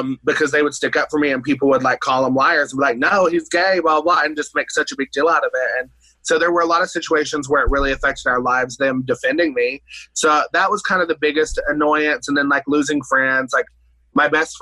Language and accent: English; Johnson City, Tennessee, United States; also born or lived in Bristol, Tennessee; East Tennessee. So it's called Johnson City, Tennessee.